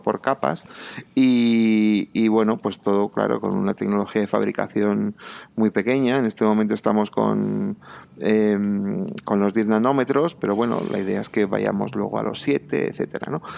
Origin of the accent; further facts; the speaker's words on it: Bilbao, Basque Country, Spain; moved away as an adult; also born or lived in England; now in Madrid, Spain; yo soy de Bilbao